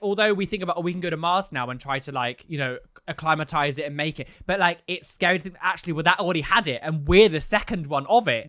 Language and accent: English; London, United Kingdom; as a Londoner